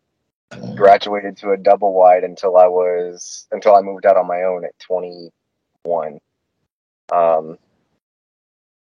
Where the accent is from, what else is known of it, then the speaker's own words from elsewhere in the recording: Haines City, Florida, United States; moved away as an adult; also born or lived in Winter Haven, Florida / Auburndale, Florida / Georgia; Was born in Winter Haven, grew up in Haines City, Auburndale